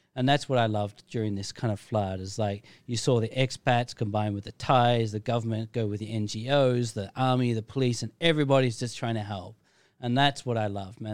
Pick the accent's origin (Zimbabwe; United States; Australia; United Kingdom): Australia; now in Phuket, Thailand; I'm from Australia